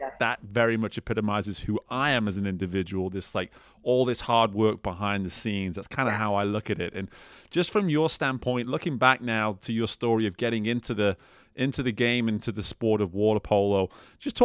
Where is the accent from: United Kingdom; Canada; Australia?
United Kingdom; England; moved away as an adult; now in United States; I grew up playing soccer in England.